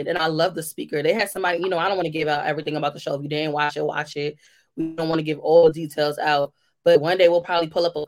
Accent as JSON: {"language": "English", "town": "New York City", "region": "New York", "country": "United States", "tie": "born or raised there", "said": "I grew up in the Bronx"}